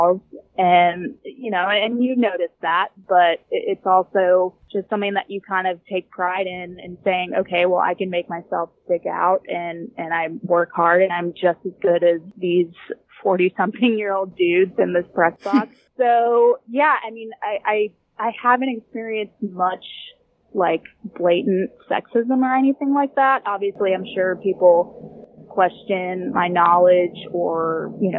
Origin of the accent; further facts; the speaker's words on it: Orlando, Florida, United States; I'm from Orlando